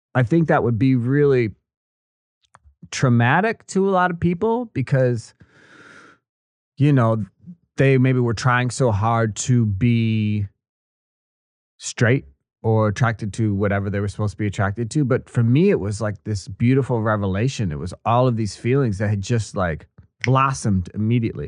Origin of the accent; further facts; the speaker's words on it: Kenosha, Wisconsin, United States; moved away as an adult; also born or lived in Missouri / Washington D.C.; I'm a good old uh, Midwestern American boy. I grew up in Wisconsin, Kenosha